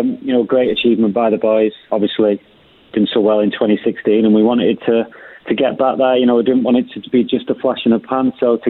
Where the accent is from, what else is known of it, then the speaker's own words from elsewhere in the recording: Cardiff, Wales, United Kingdom; born there; My mum and dad were Welsh. I was born in Cardiff, St David's Hospital.